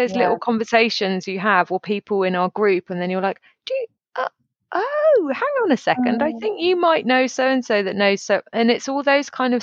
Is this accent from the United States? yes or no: no; United Kingdom